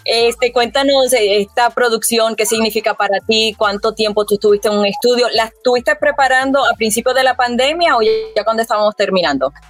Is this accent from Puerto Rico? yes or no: yes; Puerto Rico; como puertorriqueña